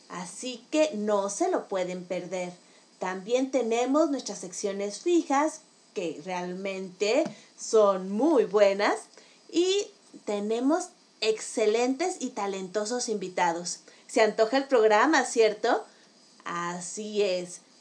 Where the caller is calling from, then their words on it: Mexico City, Mexico; los saludo desde la Ciudad de México.